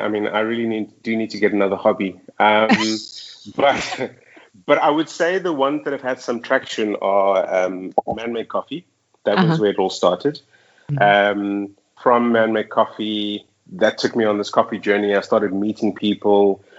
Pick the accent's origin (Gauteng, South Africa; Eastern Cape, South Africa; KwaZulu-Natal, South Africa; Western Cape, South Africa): Gauteng, South Africa; Johannesburg; moved away as an adult; now in Dubai, United Arab Emirates; Yeah, so, you know, I'm from South Africa, which is quite a... And I was living in Johannesburg for like the last 15 years